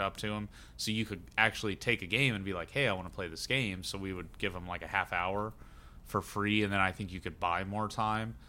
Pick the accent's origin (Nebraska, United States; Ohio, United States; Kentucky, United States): Ohio, United States; Xenia; the town I'm from is famous for one of the biggest recorded, I think it is the biggest recorded tornado in the U S